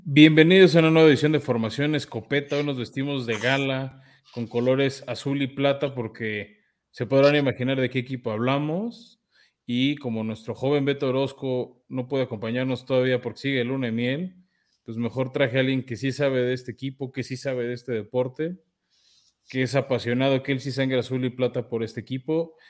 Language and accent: Spanish; Mexico